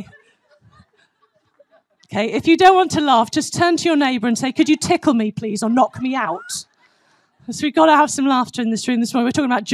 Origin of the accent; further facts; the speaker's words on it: United Kingdom; now in United States; I'm a British citizen